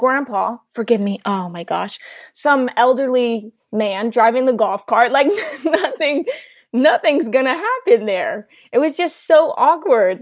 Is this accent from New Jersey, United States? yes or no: yes; New Jersey, United States; I'm from New Jersey